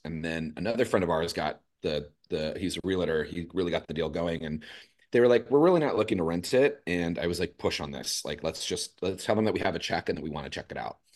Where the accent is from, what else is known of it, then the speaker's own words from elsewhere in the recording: Los Angeles, California, United States; moved away as an adult; also born or lived in San Diego; now in San Francisco, United States; I'm originally from East L